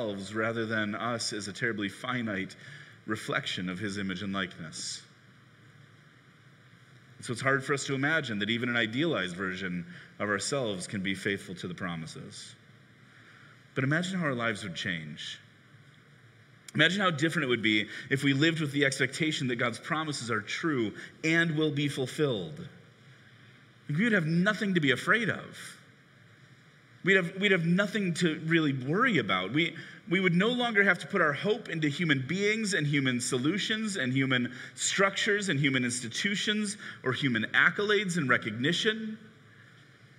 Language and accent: English; Chicago, Illinois, United States; I grew up in Chicago in the 90s rooting for the Bulls